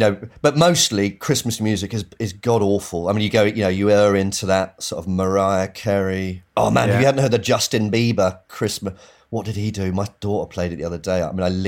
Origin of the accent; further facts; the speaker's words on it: Bishop's Stortford, East of England, United Kingdom; Yeah, exactly. So if you're going, because it's north, it's like Stansted Airport way.